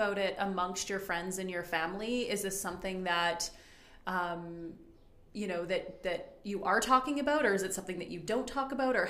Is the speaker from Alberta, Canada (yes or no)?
yes; Alberta, Canada; I am born and raised in Alberta, and actually grew up, and my father preached in Hobima